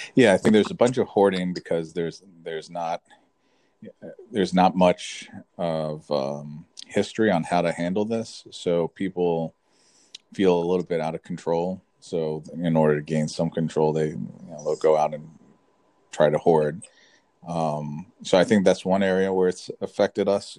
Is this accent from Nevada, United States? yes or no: no; Florida, United States; moved away as an adult; also born or lived in California; I was born and raised in Florida, so I came back to Florida